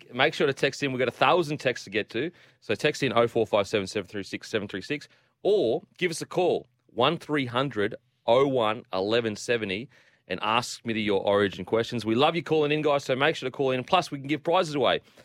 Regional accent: Queensland, Australia; I'm a Queenslander

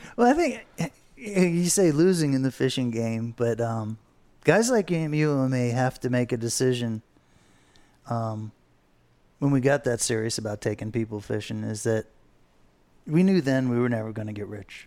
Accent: Fort Lauderdale, Florida, United States; we grew up here in Fort Lauderdale

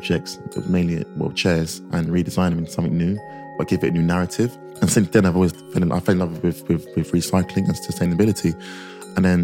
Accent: London, United Kingdom; I grew up in North London, an estate called Marcus Estate

